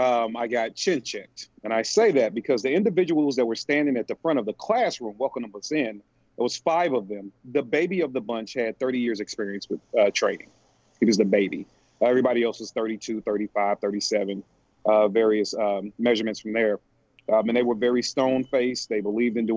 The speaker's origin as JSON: {"language": "English", "town": "St. Louis", "region": "Missouri", "country": "United States", "said": "I'm from St. Louis, Missouri."}